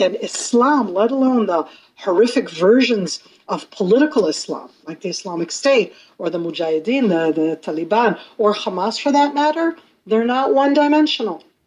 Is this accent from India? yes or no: no; Israel; also born or lived in North America; I come from North America, but I've lived in Israel my whole life. My North American family, they meet like Americans